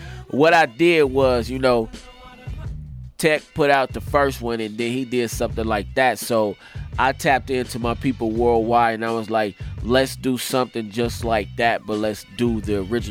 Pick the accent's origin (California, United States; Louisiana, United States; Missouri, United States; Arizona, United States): California, United States; Leimert Park; I'm from LeMert